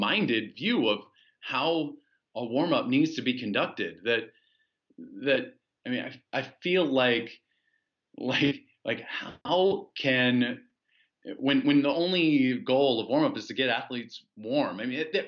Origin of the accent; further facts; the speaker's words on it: United States; moved away as an adult; also born or lived in China; being an American citizen